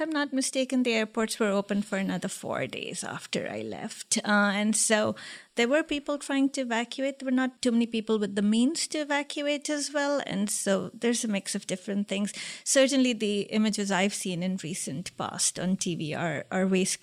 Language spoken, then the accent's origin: English; India; also born or lived in Liberia; Some part of my childhood was in Liberia, West Africa, and then I moved to India.